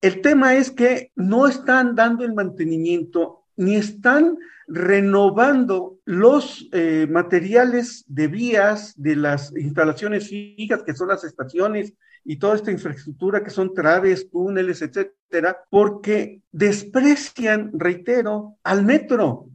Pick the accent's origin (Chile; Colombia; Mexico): Mexico; State of Mexico; somos habitantes del Estado de México